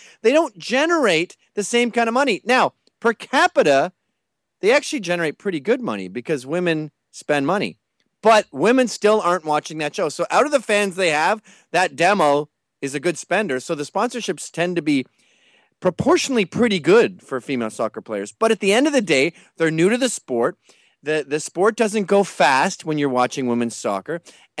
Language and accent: English; United Kingdom; born there; No, I was born in Britain. I venerate football.